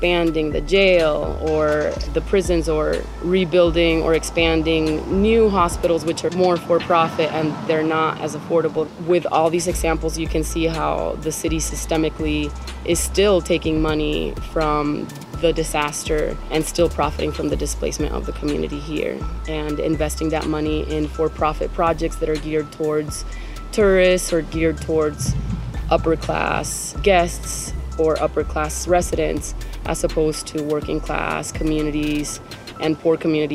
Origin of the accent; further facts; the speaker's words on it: Venezuela; also born or lived in Miami / South Florida; now in New Orleans, United States; I'm from Venezuela